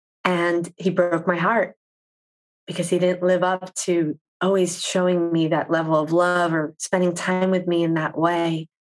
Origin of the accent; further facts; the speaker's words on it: East Coast, United States; Because, you know, I grew up on the East Coast where you just, you go, you do.